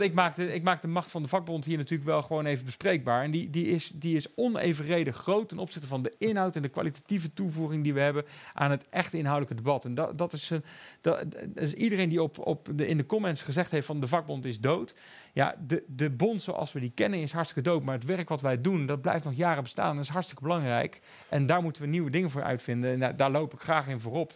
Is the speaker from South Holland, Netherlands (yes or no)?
no; Eindhoven, North Brabant, Netherlands; ik kom uit Eindhoven. Dat was natuurlijk Philips. Mijn vader heeft bij Philips gewerkt